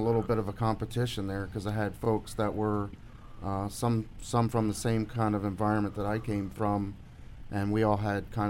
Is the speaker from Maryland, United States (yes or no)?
yes; Baltimore, Maryland, United States; Baltimore, Maryland.